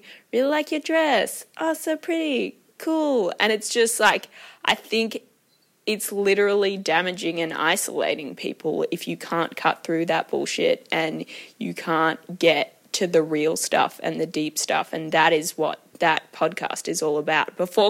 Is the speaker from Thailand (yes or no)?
yes; Thailand; I grew up in Thailand, so had lots of interactions and just so aware of my privilege.